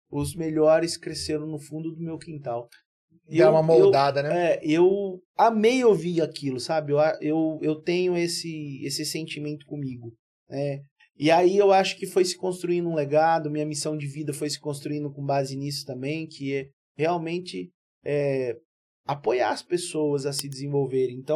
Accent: Cuiabá, Mato Grosso, Brazil; born there; Eu, por um, tá um descuido dos meus pais, eu nasci em Cuiabá, mas

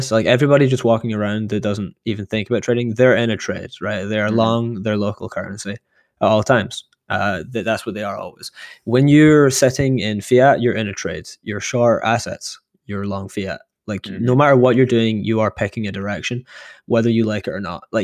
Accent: Canada; I'm curious what Will thinks because he's in a sort of similar position where like uh, Canadian, I'm Canadian dollar.

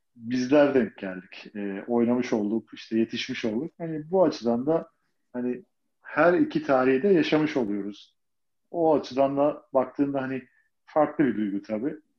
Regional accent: Istanbul, Turkey; Fatih'te, Çarşamba diye geçiyor zaten orası

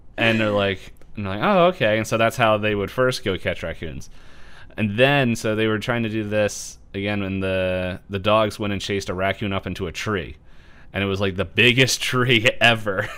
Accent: Philadelphia, Pennsylvania, United States; we're from Philly.

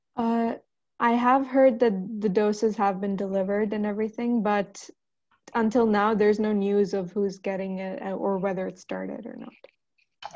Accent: Pakistan; now in Oman; I'm from Pakistan

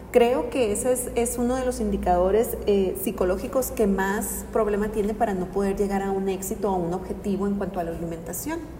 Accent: Mexico; como cultura mexicana

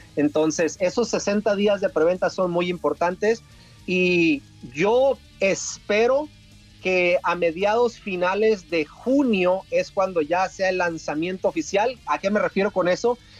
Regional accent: Tijuana, Baja California, Mexico; moved away; yo soy de Tijuana y Tijuana lo llevo en mi corazón

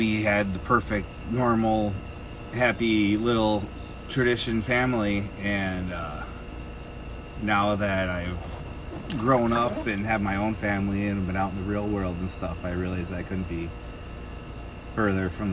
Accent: Middleton, Wisconsin, United States; also born or lived in Madison, Wisconsin / Kankakee, Illinois; moved back to Middleton when Capital Brewery was opening. And that's where I spent my entire childhood

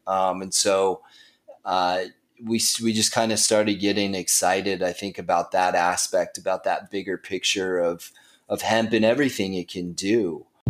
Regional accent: Flagstaff, Arizona, United States; also born or lived in Nicaragua; now in Phoenix, United States; I'm originally from Flagstaff, Arizona

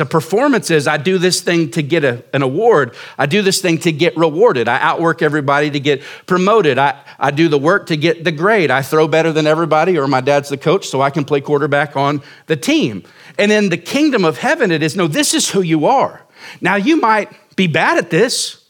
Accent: Oklahoma, United States; moved away as an adult; now in Surprise, Arizona, United States; we moved here in two thousand fourteen to, to start this church from Oklahoma, and I lived in small towns my whole life

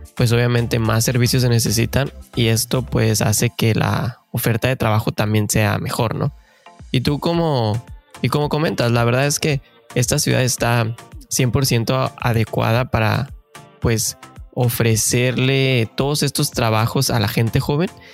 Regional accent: Mexico; moved away as an adult; now in Canada; somos mexicanos de corazón que venimos en busca del famosísimo sueño canadiense

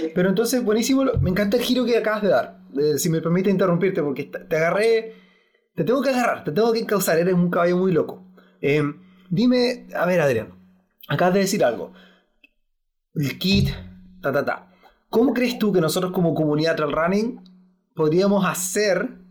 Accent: Punta Arenas, Magallanes and Chilean Antarctica, Chile; yo cuando niño, eh, en mi tierra, acá en Punta Arenas, nevaba hasta mi rodilla

